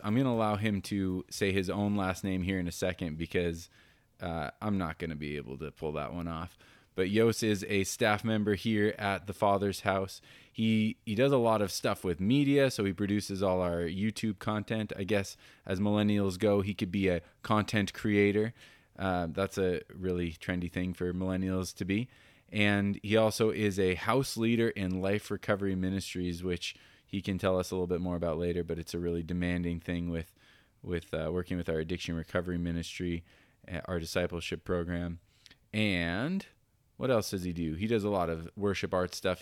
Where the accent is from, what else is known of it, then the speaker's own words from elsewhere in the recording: Colorado, United States; moved away; I'm from Colorado